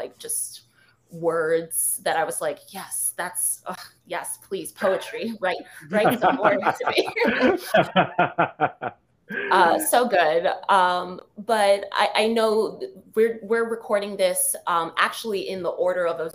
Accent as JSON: {"language": "English", "town": "New York City", "region": "New York", "country": "United States", "said": "I'm a city girl, but I'm from New York City"}